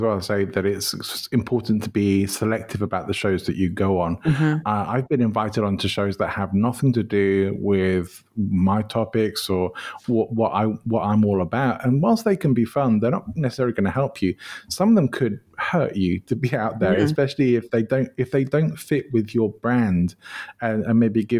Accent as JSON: {"language": "English", "region": "England", "country": "United Kingdom", "moved": "yes", "lives_now": "Spain", "said": "my favorite place probably has to be my home country, even though I did move to live in Spain, but I do still love going back to England."}